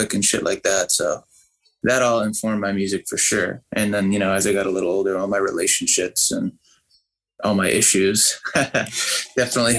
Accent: Sandwich, Massachusetts, United States; also born or lived in Boston, Massachusetts; I grew up in Boston and my family moved down south of Boston, to this little town called Sandwich

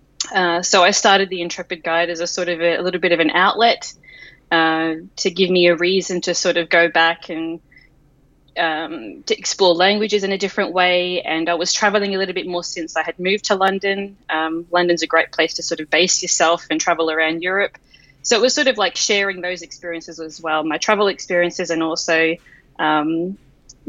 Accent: Australia; I am obviously Australian

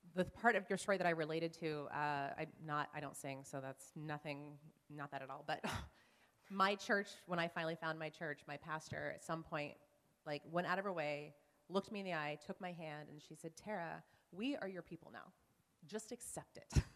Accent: Oklahoma, United States; grew up in Oklahoma in a Nazarene church

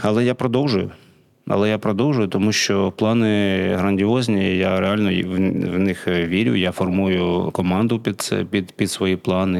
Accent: Kharkiv, Kharkiv Oblast, Ukraine; first language Russian; Ukrainian is a second language; moved away as an adult; also born or lived in Saint Petersburg, Russia; now in Lviv Oblast, Ukraine; я з Харкова

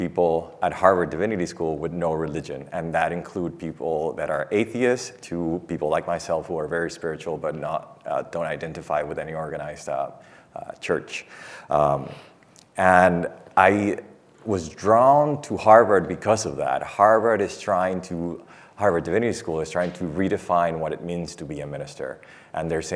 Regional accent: Dominican Republic; moved away as an adult; I'm from the Dominican Republic

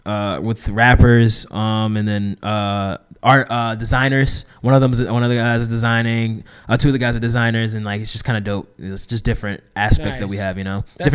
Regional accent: Brockton, Massachusetts, United States; moved away; But then there's people out in Brockton, back in my hometown that are filmmakers.

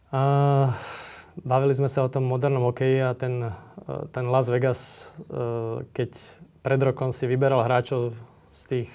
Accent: Slovakia; sme Slováci

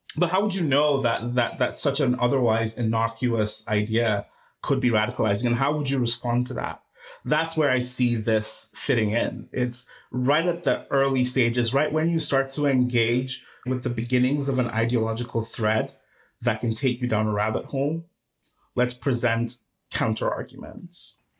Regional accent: Nigeria; moved away; I was born and raised in Nigeria

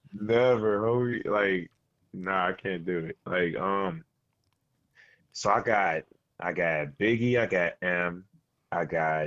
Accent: Queens, New York, United States; Oh, yeah, 50 from my hood. I'm from Queens, too.

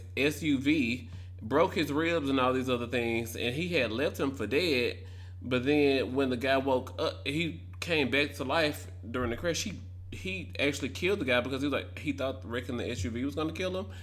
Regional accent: Memphis, Tennessee, United States; growing up in the South, well, you know, Memphis, we're borderline with Arkansas and Mississippi, and then we're Tennessee

